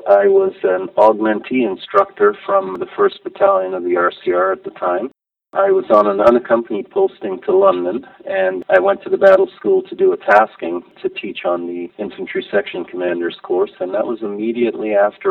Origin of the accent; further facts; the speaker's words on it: Grenada; born there; My dad was an engineer from the Caribbean. He'd been all over the world. We traveled quite a bit. I was born in Grenada in the West Indies.